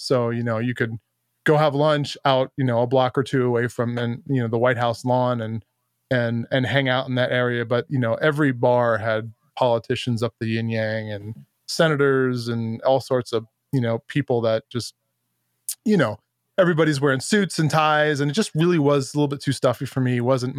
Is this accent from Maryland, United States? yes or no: no; New York, United States; moved away as an adult; also born or lived in Arizona / Virginia; I grew up in New York. I think that's no secret. Moved out to Arizona to go to college. Spent, you know, some of the better 6 years of my life going to college on the extended program.